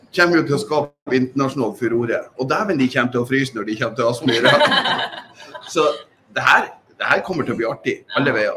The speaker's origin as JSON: {"language": "Norwegian", "region": "Northern Norway", "country": "Norway", "said": "vi som identifiserer oss som nordlendinger"}